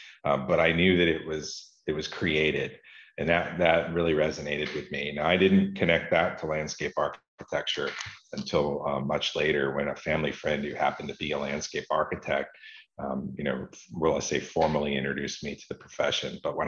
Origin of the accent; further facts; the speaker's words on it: Florida, United States; I grew up here in Florida, in the southeastern part of the United States